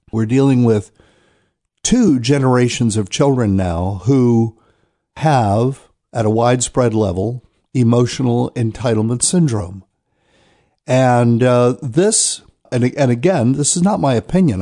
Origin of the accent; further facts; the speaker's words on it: New Bern, North Carolina, United States; moved away; my hometown of New Bern, North Carolina